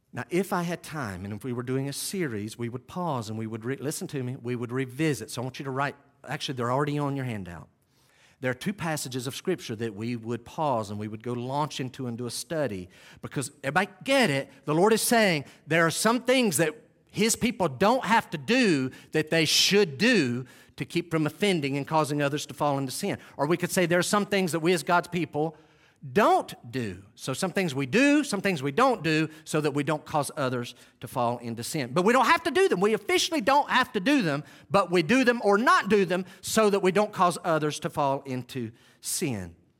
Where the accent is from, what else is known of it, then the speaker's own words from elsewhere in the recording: Western North Carolina, United States; I grew up in Western North Carolina in the early seventies